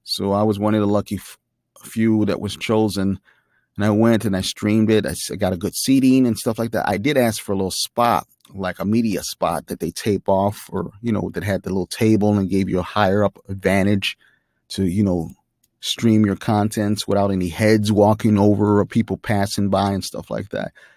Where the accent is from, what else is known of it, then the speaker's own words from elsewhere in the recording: Chicago, Illinois, United States; I'm from Chicago